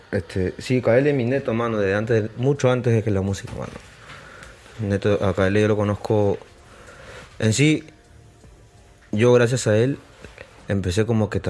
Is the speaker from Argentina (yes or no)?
no; Lima, Peru; also born or lived in San Juan de Lurigancho, Lima; yo soy de Surquillo.